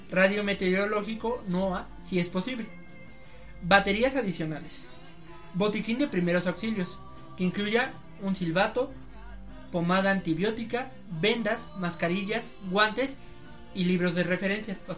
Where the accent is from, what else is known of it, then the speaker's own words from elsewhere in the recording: Mexico; yo soy mexicano. Tengo mi green card.